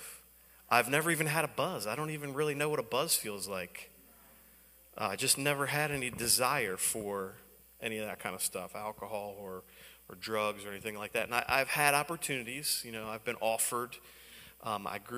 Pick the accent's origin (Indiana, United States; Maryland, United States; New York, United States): Maryland, United States; Baltimore; I'm from Baltimore. That's where I grew up, in Baltimore